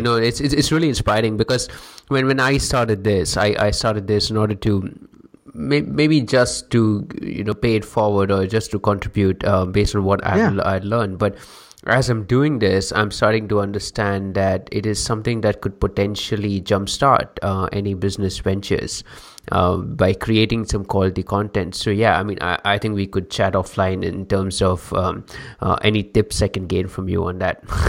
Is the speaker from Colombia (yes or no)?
no; India; I'm from India